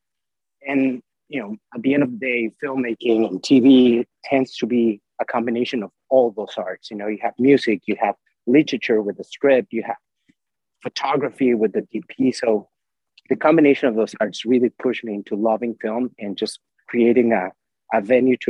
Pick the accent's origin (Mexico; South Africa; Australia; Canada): Mexico; moved away as an adult; also born or lived in Mexico City, Mexico / Dallas, United States; I was born in Mexico City, and I lived in different parts of Mexico till I went actually to SMU for college